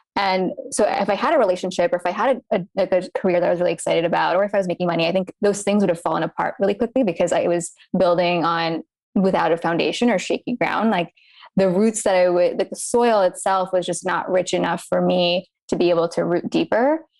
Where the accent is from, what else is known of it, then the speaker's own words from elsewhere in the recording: United States; I was born to Indian immigrant parents. Um, so being Indian, growing up here in America